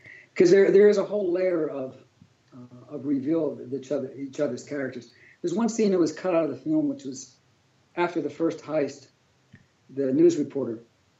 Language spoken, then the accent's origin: English; Pittsburgh, Pennsylvania, United States; Yeah, well, you know, growing up in Pittsburgh, and make it, even working with George, you know, we knew it was time.